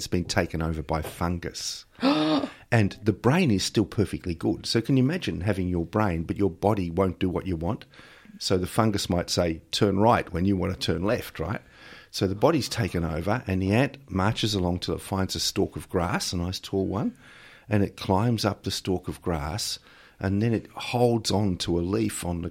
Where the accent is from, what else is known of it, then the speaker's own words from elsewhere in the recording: Melbourne, Victoria, Australia; I grew up at Sandringham, and it was so long ago that I was a kid that was the edge of Melbourne back then